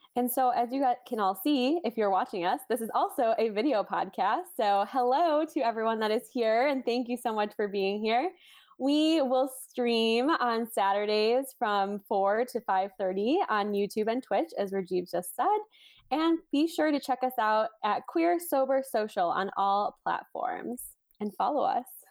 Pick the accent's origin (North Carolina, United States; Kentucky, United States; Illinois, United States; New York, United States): Illinois, United States; Chicago suburbs; I was born and raised in the Chicago suburbs